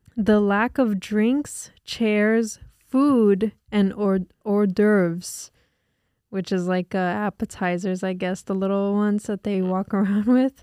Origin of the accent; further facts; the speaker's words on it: New Jersey, United States; we're from Jersey